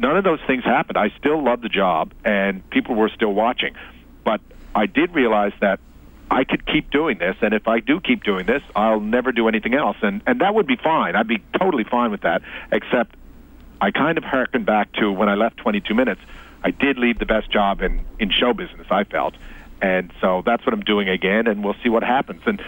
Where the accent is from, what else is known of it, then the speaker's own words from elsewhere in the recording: Newfoundland and Labrador, Canada; I'm a Newfoundlander, too, so just working is the way I was raised.